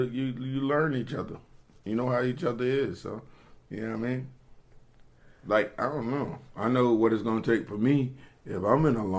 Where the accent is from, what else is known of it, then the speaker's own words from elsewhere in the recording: Norfolk, Virginia, United States; I remember growing up in Norfolk